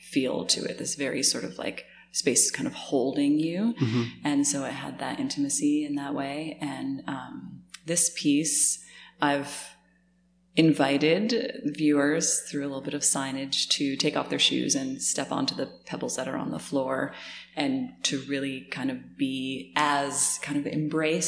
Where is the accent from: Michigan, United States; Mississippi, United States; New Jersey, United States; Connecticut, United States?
Connecticut, United States; I grew up in Connecticut